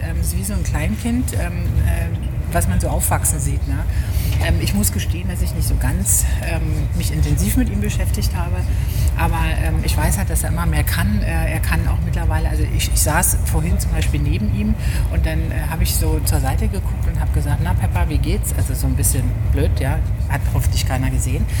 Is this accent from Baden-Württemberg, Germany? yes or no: no; Berlin, Germany; Hermsdorf, äh, Weidmannslust, ähm, habe ich gewohnt. Hermsdorf äh, bin ich zur Schule gegangen